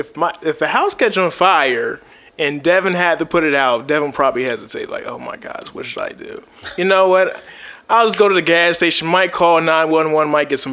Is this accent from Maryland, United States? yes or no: yes; Suitland, Maryland, United States; Well, I'm from Suitland, Maryland, of course. I've been here most of my life